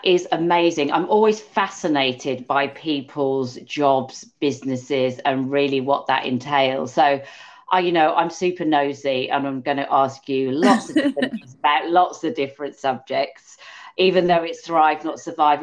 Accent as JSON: {"language": "English", "region": "England", "country": "United Kingdom", "said": "because we are English, me and you."}